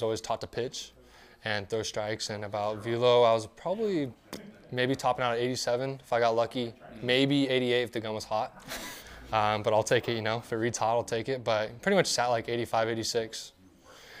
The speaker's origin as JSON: {"language": "English", "town": "Turlock", "region": "California", "country": "United States", "said": "Originally from Turlock, California"}